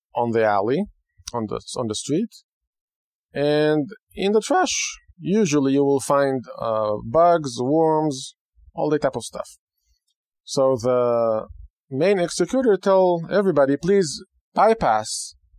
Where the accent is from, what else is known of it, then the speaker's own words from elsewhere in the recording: Israel; first language Hebrew; English is a second language; moved away; growing up in Israel, which is a, a land that I belong there